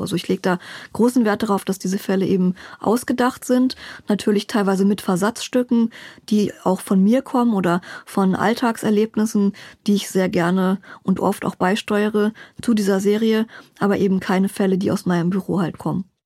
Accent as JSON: {"language": "German", "region": "Berlin", "country": "Germany", "tie": "born or raised there", "said": "Ich bin Berlinerin, genau. Hier geboren"}